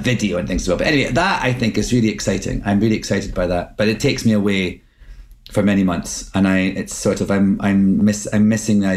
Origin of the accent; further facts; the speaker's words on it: Scotland, United Kingdom; accent: Scottish; moved away as an adult; now in United States; my own Scottish accent